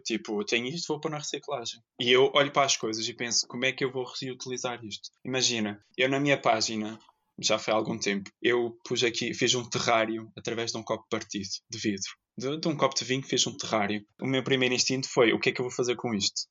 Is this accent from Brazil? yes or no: no; Ponta Delgada, Azores, Portugal; moved away as an adult; also born or lived in Terceira, Azores; now in Porto, Portugal; Sou natural dos Açores, que é uma terra linda de morrer. Eh, nasci na terceira, mas aos dois anos fui para São Miguel. E desde 2013 que vivo no Porto.